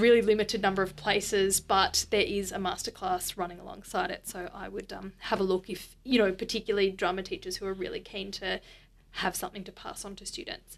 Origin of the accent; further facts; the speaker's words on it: Bundaberg, Queensland, Australia; moved away; I'm from Bundaberg